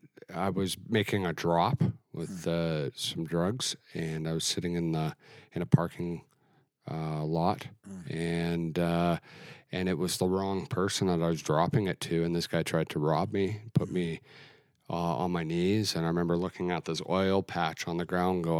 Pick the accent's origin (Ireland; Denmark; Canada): Canada; Alberta; moved away; I grew up in Alberta.